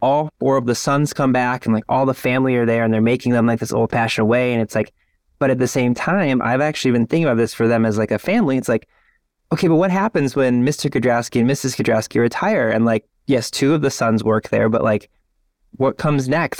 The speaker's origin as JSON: {"language": "English", "town": "Lorain", "region": "Ohio", "country": "United States", "tie": "born or raised there", "said": "I grew up in Lorain, Ohio, which is, like, forty-five minutes west of downtown Cleveland"}